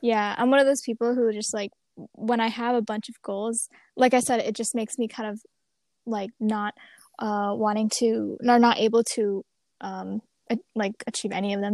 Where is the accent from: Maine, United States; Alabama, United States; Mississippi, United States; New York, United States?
Maine, United States; I'm from Maine originally. I'm here right now in Scarborough, Maine.